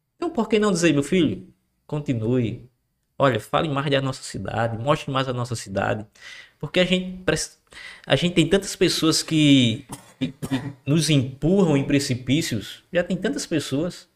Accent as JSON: {"language": "Portuguese", "town": "Macau", "region": "Rio Grande do Norte", "country": "Brazil", "tie": "born or raised there", "said": "É a cidade onde nós nascemos, onde nós crescemos"}